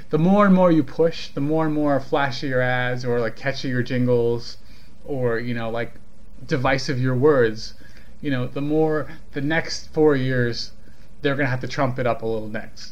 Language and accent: English; California, United States; I'm from California. Like, that's where I'm from.